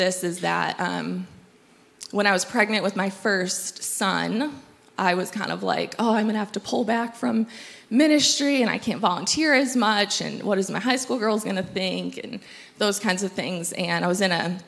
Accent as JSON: {"language": "English", "region": "Michigan", "country": "United States", "moved": "as an adult", "lives_now": "Tri-Cities, United States", "said": "We are from Michigan"}